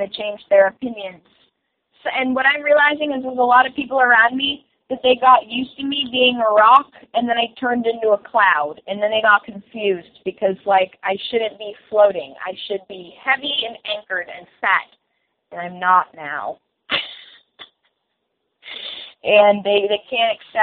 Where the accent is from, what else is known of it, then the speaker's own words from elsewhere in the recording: Massachusetts, United States; I'm from Massachusetts myself